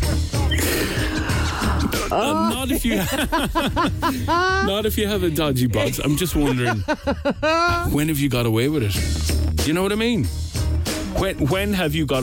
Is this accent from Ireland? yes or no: yes; Castlebar, Connacht, Ireland; in my hometown, in Castlebar in Mayo